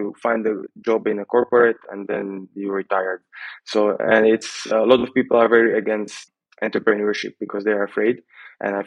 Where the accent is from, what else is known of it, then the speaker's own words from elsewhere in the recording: Slovakia; we are from Slovakia, like Slavic.